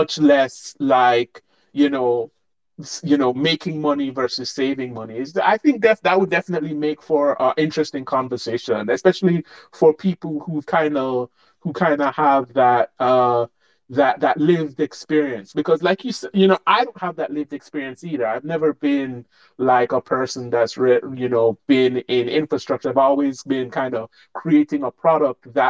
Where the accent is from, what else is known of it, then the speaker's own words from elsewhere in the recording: Jamaica; a Jamaican software engineer